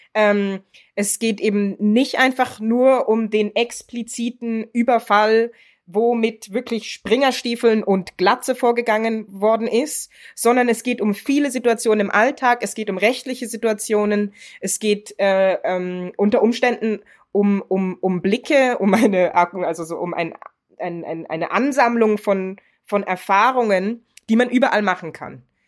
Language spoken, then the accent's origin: German; Germany; now in Switzerland; ich bin in Deutschland geboren und aufgewachsen